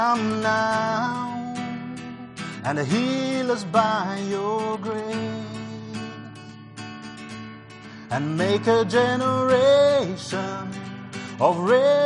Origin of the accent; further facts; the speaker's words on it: Zimbabwe; growing up in Zimbabwe in a place where I was born in a white area